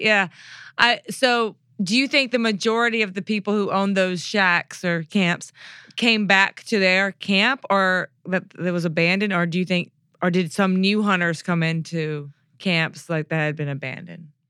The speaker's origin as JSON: {"language": "English", "region": "Mississippi", "country": "United States", "tie": "born or raised there", "said": "I'm from Mississippi"}